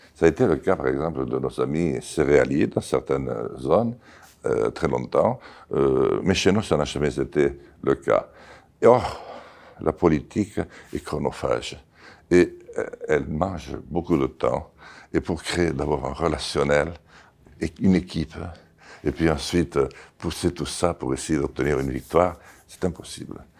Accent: Béarn, Nouvelle-Aquitaine, France; first language Béarnais; French is a second language; J'y suis né. Et j'y suis né, j'y ai grandi

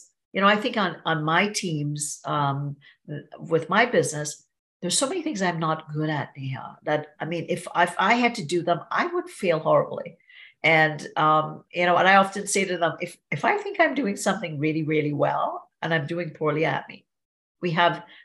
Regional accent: Trinidad & Tobago; now in Niagara Falls; I grew up in Trinidad and Tobago in a little village

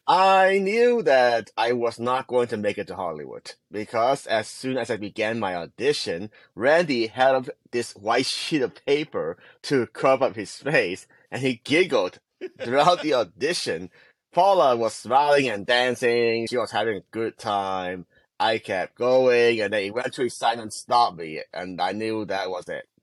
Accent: Hong Kong; moved away; I grew up in Hong Kong

